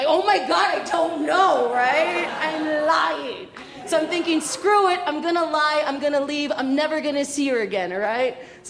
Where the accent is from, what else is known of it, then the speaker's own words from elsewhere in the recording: Mexico; Or I could be like, no, I'm Mexican, blah, blah, blah, right?